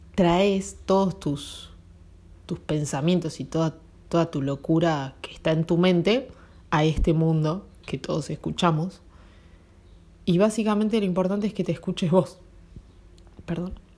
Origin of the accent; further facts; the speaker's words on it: Argentina; Nací en Argentina